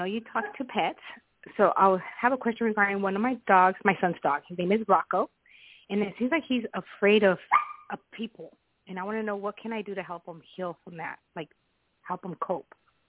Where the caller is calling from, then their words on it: Arizona, United States; Hi, Toni. … from Arizona.